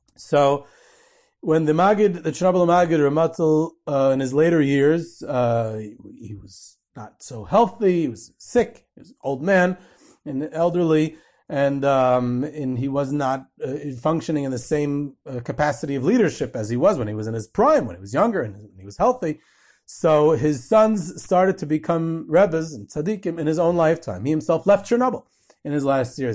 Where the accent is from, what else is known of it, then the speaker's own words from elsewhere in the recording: Monsey, New York, United States; I grew up in Muncie